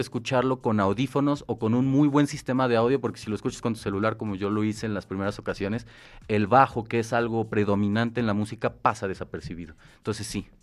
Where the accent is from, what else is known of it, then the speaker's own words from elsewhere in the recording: Mexico; nosotros como mexicanos